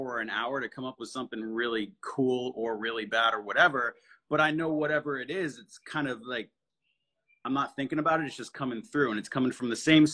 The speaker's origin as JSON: {"language": "English", "region": "New England", "country": "United States", "said": "we're from New England"}